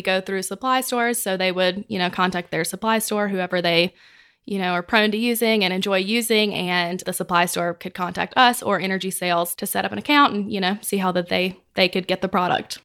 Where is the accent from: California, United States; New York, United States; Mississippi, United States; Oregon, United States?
Mississippi, United States; moved away as an adult; now in Texas, United States; I'm from Mississippi, where our company's in Mississippi, and I'm a Texan by eleven months